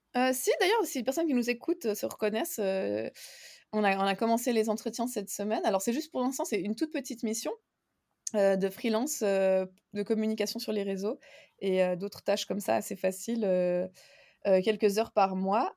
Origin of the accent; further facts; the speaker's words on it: Geneva, Switzerland; moved away as an adult; also born or lived in Spain / Vienna, Austria / Slovenia; je viens de Genève en Suisse